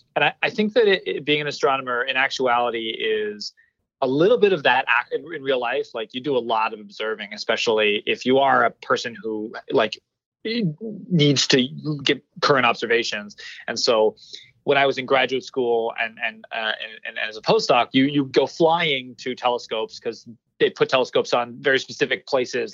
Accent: Orange County, California, United States; accent: Southern California; moved away as an adult; also born or lived in Los Angeles, California / New Hampshire; now in Tucson, Arizona, United States; I'm from Orange County, California, like uh, 10, 15 minutes away from Disneyland. Uh, and I, I grew up there

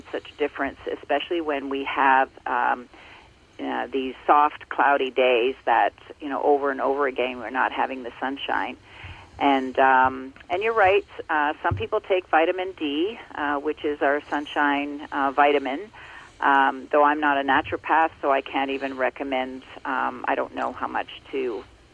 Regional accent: Ontario, Canada; born or raised there

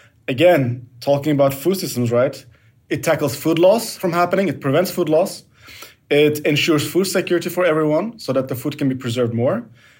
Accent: Turkey; now in Belgium; I live in Belgium, I'm from Turkey.

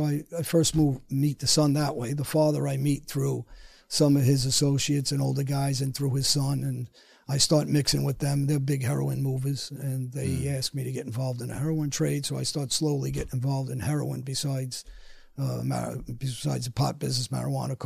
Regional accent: New York City, New York, United States; now in Florida, United States; I grew up in Woodhaven

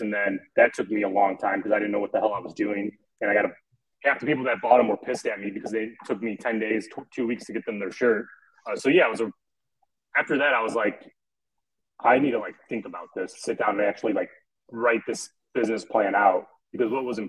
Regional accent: Northwest Indiana, United States; I'm from Indiana, so Northwest Indiana, the region rat, proud region rat

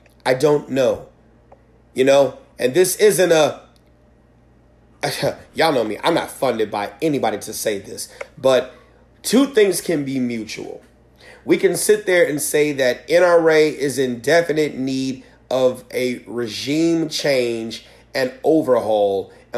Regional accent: Michigan, United States; Yeah, no, we're from

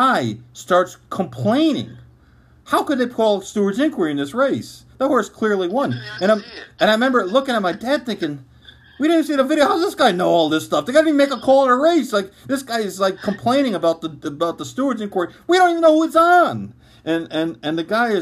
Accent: Saratoga Springs, New York, United States; also born or lived in Albany, New York; I grew up in Saratoga

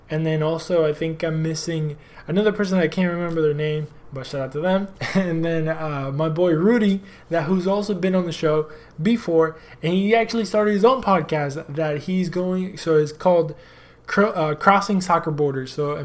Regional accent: United States; talk about soccer and talk about my hometown, basically, even though I wasn't born here, but I grew up here.

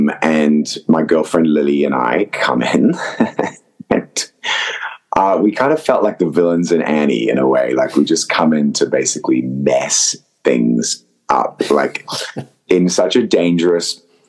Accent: Zimbabwe; accent: mix of Zimbabwean, Australian and American; the first movie I've got to use my natural accent, which is a crazy kind of mix. It does sound quite English, according to some people, but it's, you know, it's a mixture of sort of Zimbabwean, Australian, and I guess a bit of American

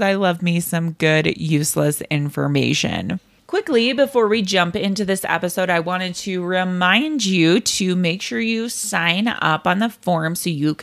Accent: Utah, United States; I'm from Utah

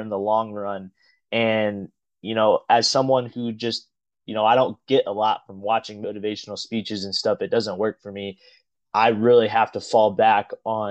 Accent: Evansville, Indiana, United States; I grew up in Evansville, Indiana

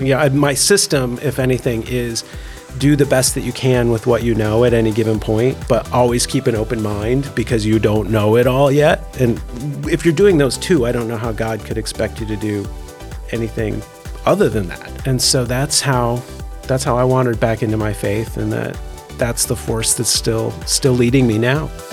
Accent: Indiana, United States; I grew up also in the Midwest, up in Indiana

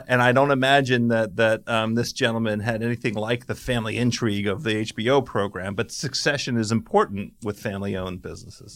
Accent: Washington, District of Columbia, United States; right here in my hometown, the Washington, D C, D M V, that's D C, Maryland, Virginia, metropolitan area.

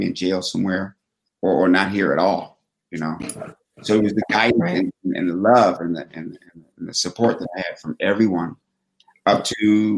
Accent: Fort Collins, Colorado, United States; also born or lived in Washington, D.C. / Mississippi; In the 60s was where I was found. And then I was raised in Fort Collins, Colorado and Washington, D.C.

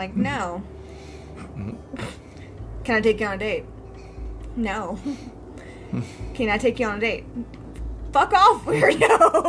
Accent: Texas, United States; We grew up in a very, very tiny town of Texas.

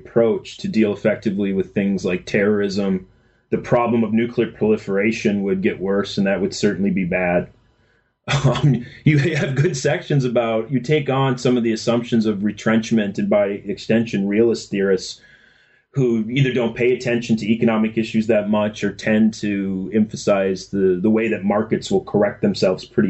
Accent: Minnesota, United States; I grew up in Minnesota

